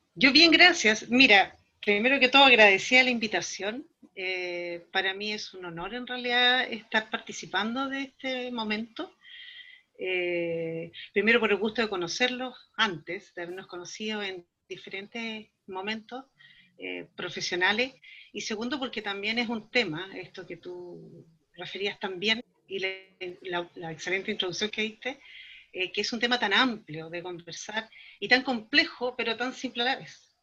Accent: Valdivia, Los Ríos, Chile; now in Temuco, Chile; yo soy de Valdivia, de la ciudad más al sur de Chile.

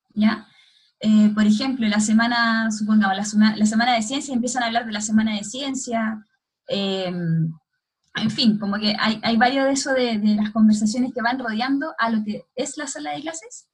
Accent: Santiago, Santiago Metropolitan Region, Chile; also born or lived in Limache, Chile / Brazil; soy de Santiago

